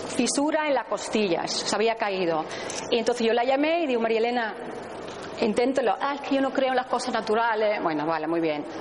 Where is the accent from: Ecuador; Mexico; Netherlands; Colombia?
Netherlands; Spanish is a second language; now in Spain; soy holandesa, hablo muy bien español, pero a veces me tranco un poquito